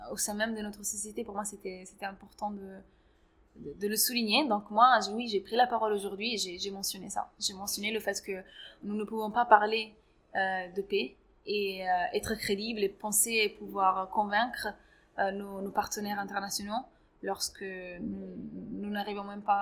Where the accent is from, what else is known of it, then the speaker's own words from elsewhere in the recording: Grenoble, Auvergne-Rhône-Alpes, France; surtout dans la ville où j'ai grandi, du coup à Grenoble